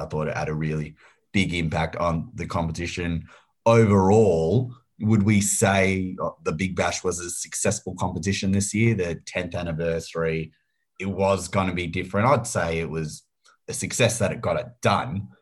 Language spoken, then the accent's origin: English; Australia; we're all Australian here